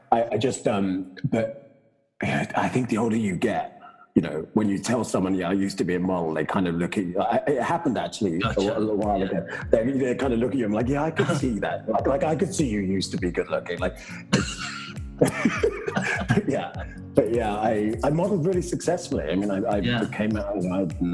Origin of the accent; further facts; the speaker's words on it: Brighton, South East England, United Kingdom; moved away as an adult; also born or lived in Los Angeles, United States / New York, United States / Munich, Germany; now in San Francisco, United States; I'm from Brighton, south of England. Went to school and university there.